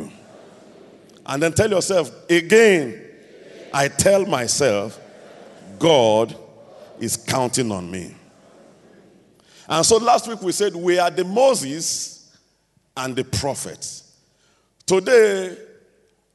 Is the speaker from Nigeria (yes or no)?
yes; Nigeria